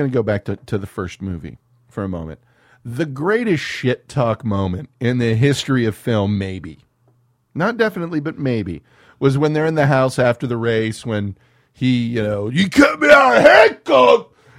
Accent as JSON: {"language": "English", "town": "Los Angeles", "region": "California", "country": "United States", "tie": "born or raised there", "said": "I grew up in South Central."}